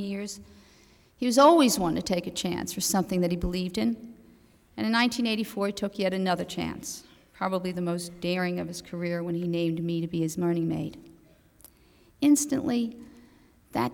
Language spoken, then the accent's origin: English; United States; As an American